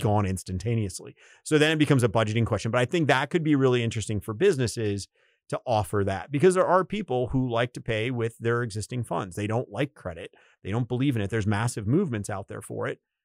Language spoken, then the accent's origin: English; United States; as an American